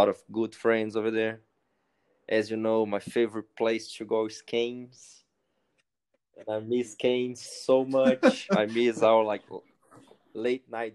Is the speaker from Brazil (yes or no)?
yes; Brazil; also born or lived in Cary, United States; I'm from Brazil